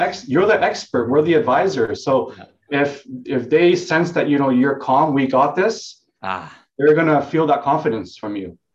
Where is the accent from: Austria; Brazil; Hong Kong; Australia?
Hong Kong; also born or lived in Vietnam; now in Vancouver, Canada; So I was born in Hong Kong.